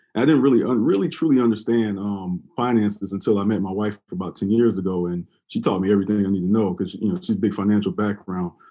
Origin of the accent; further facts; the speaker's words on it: Columbia, South Carolina, United States; moved away as an adult; I'm originally from Columbia, South Carolina